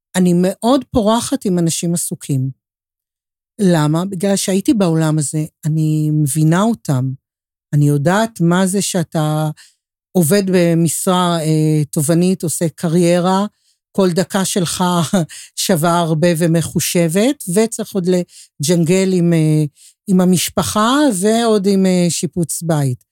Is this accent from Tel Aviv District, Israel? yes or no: yes; Tel Aviv, Tel Aviv District, Israel; אני תל אביבית, זו ההוויה שלי, כל חיי